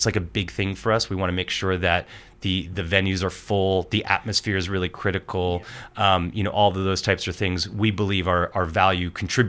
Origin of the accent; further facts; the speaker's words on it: Portland, Oregon, United States; When I moved to Oregon, I'm from Portland, Oregon. Moved there when I was a, you know, freshman